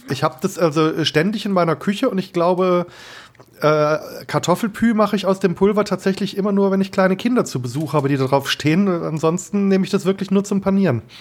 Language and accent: German; Germany; also born or lived in Kehl; ich als Deutscher